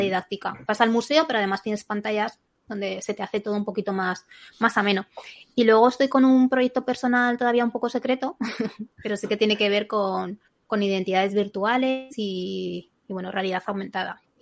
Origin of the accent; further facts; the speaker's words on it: Zaragoza, Aragon, Spain; yo soy de Zaragoza